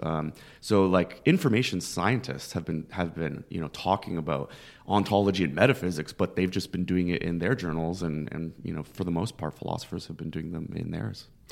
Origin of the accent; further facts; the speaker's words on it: Toronto, Ontario, Canada; moved away as an adult; now in Philadelphia, United States; I grew up in Scarborough, which is kind of like it's a uh, borough of Toronto